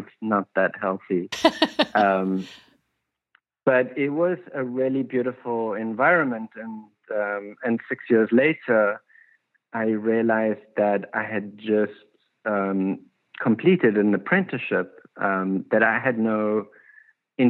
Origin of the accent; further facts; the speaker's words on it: South Africa; moved away as an adult; now in Los Angeles, United States; When I came from South Africa, I didn't have an education